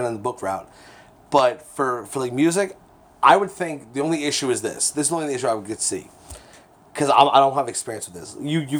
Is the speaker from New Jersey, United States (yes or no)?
yes; Keyport, New Jersey, United States; growing up in Keyport